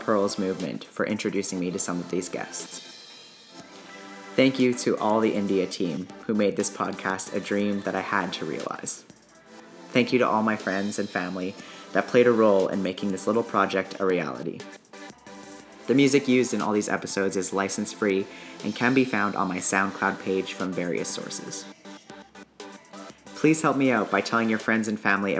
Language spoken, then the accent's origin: English; Alberta, Canada; I come from a mixed background, and I grew up here in Alberta